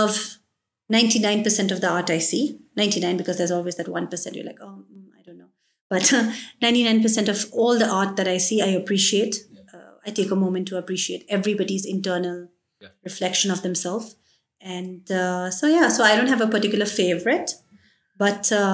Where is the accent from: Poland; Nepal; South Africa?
Nepal; born or raised there; moved away